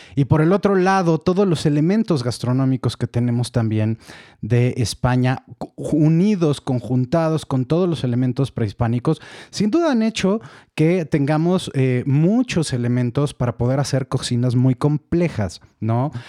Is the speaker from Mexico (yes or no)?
yes; Mexico; como mexicanos